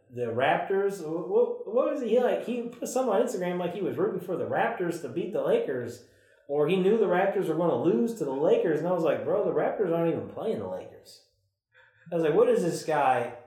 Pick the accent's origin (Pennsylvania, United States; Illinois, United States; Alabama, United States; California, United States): Illinois, United States; Chicago; I'm from Chicago.